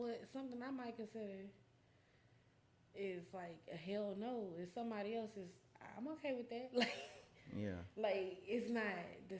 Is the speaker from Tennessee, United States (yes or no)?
yes; Memphis, Tennessee, United States; I grew up in East Memphis.